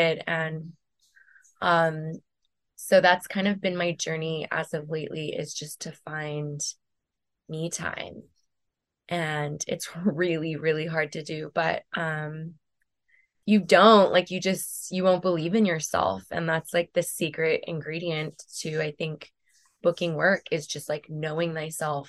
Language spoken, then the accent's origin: English; West Covina, California, United States; also born or lived in Venice, Los Angeles / West Hollywood / Silver Lake, Los Angeles; I grew up in the San Gabriel Valley